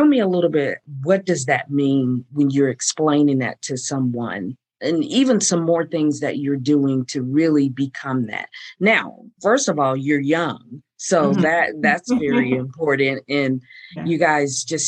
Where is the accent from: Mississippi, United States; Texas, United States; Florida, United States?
Florida, United States; Fort Walton Beach; moved away; that that's my hometown